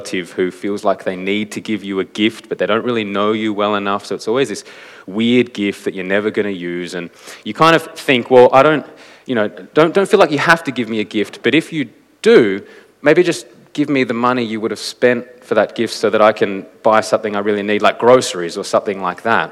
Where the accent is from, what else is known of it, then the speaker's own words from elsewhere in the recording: Canberra, Australian Capital Territory, Australia; moved away as an adult; now in Adelaide, Australia; I grew up in Canberra